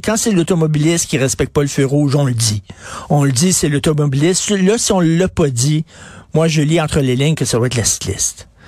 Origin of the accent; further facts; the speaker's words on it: Montreal, Quebec, Canada; je suis un vrai Montréalais